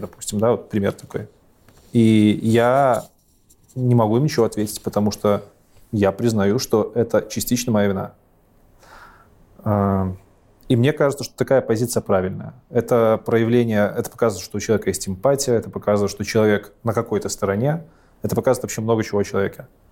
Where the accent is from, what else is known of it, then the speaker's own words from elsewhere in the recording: Belarus; У нас в Беларуси